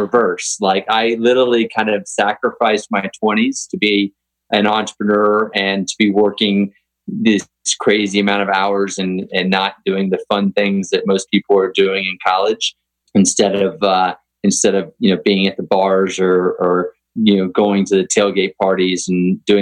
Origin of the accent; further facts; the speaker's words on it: Texas, United States; I grew up in Texas riding horses, but had never played polo